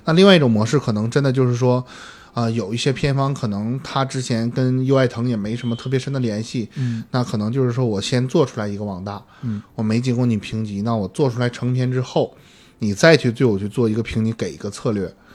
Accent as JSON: {"language": "Chinese", "region": "Northeast China", "country": "China", "said": "我作为一个东北人，作为一个从小就看东北是喜剧的嗯。一个影迷"}